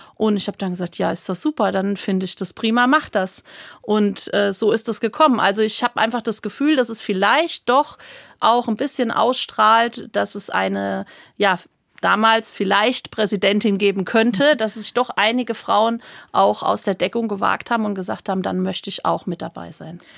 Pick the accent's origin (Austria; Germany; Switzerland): Germany; Hammersbach, Hesse; bei uns im Ort in, in Hammersbach, wo ich aufgewachsen bin, in main kinzig